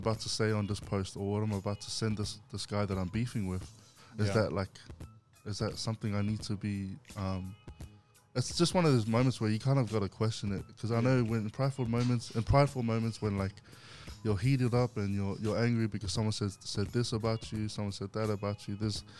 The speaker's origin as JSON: {"language": "English", "town": "Goodna", "region": "Queensland", "country": "Australia", "tie": "born or raised there", "said": "I grew up in Goodna in Queensland."}